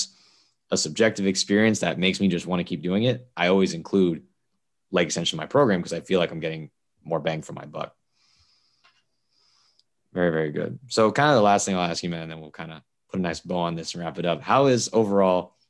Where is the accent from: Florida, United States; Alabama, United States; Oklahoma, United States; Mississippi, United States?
Florida, United States; South; also born or lived in Indiana; I'm from South Florida.